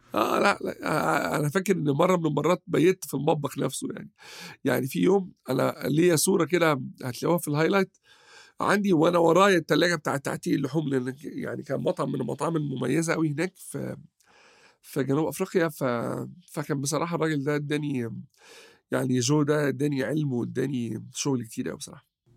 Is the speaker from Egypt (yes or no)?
yes; Egypt; عندنا في مصر